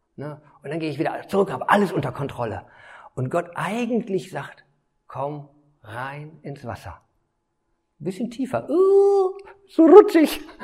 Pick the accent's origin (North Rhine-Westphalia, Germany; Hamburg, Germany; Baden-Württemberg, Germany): North Rhine-Westphalia, Germany; Detmold; ich bin eigentlich ja Detmolder, äh, bin hier groß geworden